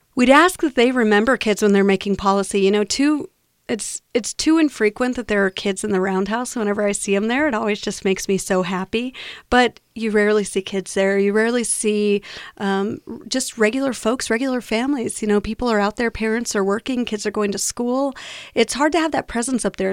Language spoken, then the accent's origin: English; New Mexico, United States; I'm born and raised in New Mexico. I love Albuquerque, love our state, and I live here